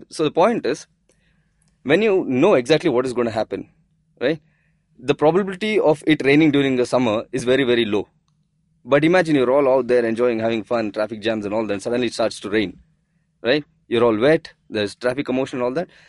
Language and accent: English; India; we as the Indian citizens